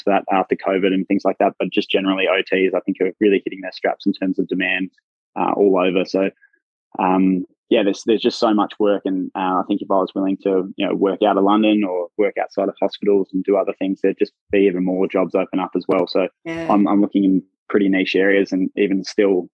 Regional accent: Australia; accent: Australian; moved away; my accent is quite funny to people. So my workmates have been calling me Australia because I obviously stand out.

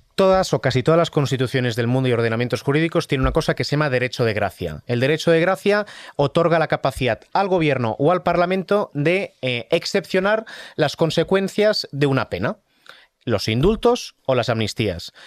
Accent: Catalonia, Spain; vivíamos todos en Cataluña, y soy catalán

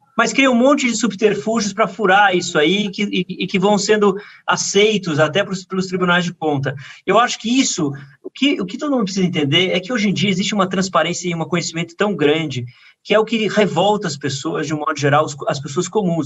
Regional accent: São Paulo, Brazil; Eu sou paulistano apaixonado

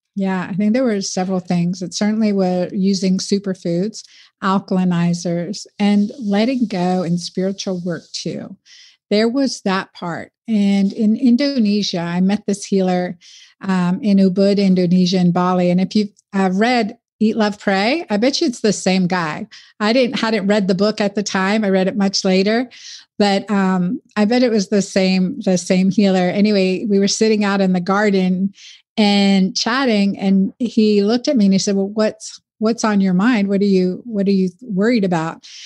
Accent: United States; I'm first generation American. I always like to say I grew up in the United Nations

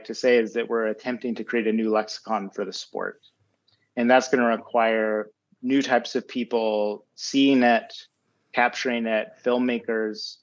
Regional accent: Utah, United States; now in New York City, United States; I grew up in Utah.

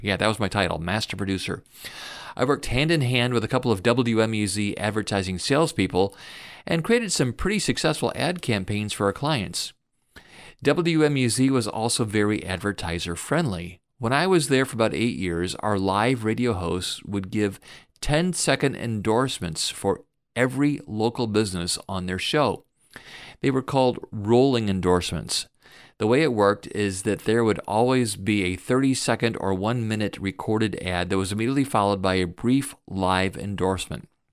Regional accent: Fort Wayne, Indiana, United States; moved away as an adult; also born or lived in Detroit; my hometown of Fort Wayne, Indiana

